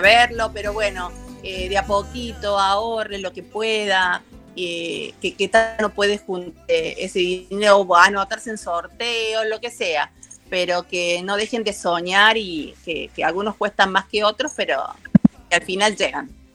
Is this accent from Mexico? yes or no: no; Córdoba, Argentina; soy cordobesa.